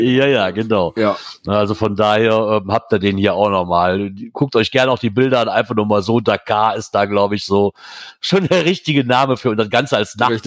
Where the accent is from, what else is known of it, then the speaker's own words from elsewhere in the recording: Eifel, Germany; Ich ich komme aus der Eifel, Nähe von der Eifel.